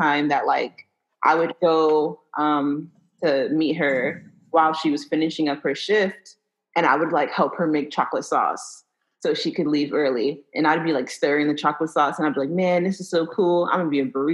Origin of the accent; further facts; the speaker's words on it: New York City, New York, United States; I'm from Brooklyn, born and raised in Brooklyn.